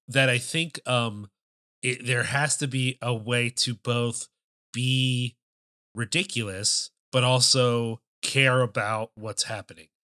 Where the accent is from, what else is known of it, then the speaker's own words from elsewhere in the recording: Philadelphia, Pennsylvania, United States; Growing up in the Philadelphia area